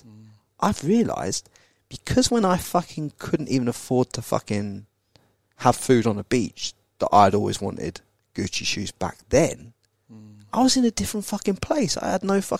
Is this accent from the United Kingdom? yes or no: yes; England, United Kingdom; now in Australia; when I was brought up in England